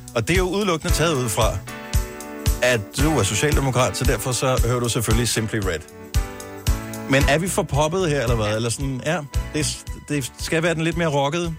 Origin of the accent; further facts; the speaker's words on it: Funen, Southern Denmark, Denmark; Vi er Fynbo